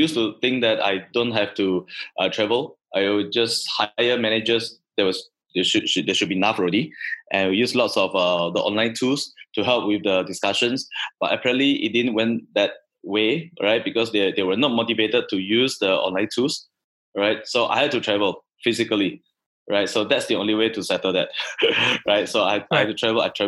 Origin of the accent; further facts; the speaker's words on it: Sarawak, Malaysia; moved away; also born or lived in Singapore; I'm a Sarawakian, right? It's my hometown.